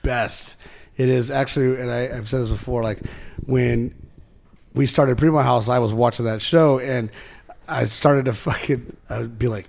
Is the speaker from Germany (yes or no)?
yes; Germany; moved away; I'm from Germany and I've heard techno my whole life